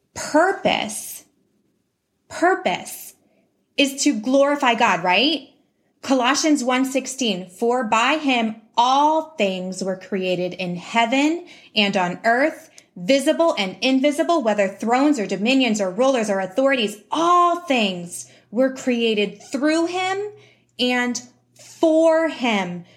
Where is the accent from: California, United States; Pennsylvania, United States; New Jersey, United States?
Pennsylvania, United States; Pittsburgh; I'm from Pennsylvania, um, Pittsburgh, Pennsylvania.